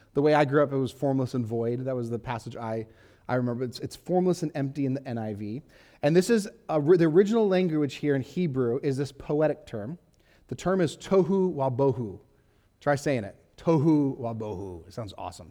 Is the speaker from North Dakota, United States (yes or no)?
no; Huntington Beach, California, United States; I grew up in Huntington Beach, California